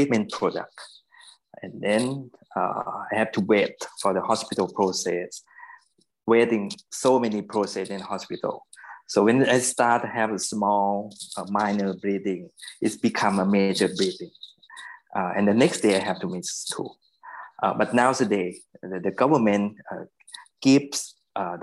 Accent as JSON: {"language": "English", "region": "Bangkok", "country": "Thailand", "tie": "born or raised there", "also_born_or_lived": "United States", "said": "I kind of lucky that I was born in Bangkok."}